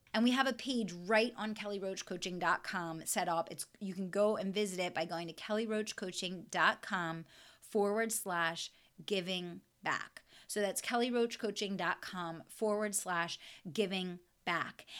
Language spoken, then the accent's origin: English; West Chester, Pennsylvania, United States; my hometown of Westchester, Pennsylvania